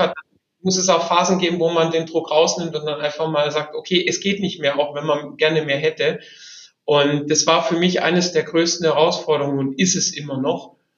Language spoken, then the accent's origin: German; Albstadt, Baden-Württemberg, Germany; aufgewachsen bin ich zwischen Stuttgart und dem Bodensee äh, auf der okay. Schwäbischen Albstadt